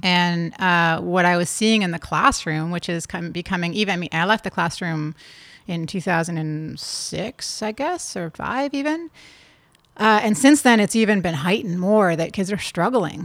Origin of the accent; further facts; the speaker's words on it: Toronto, Ontario, Canada; also born or lived in California; I grew up in Toronto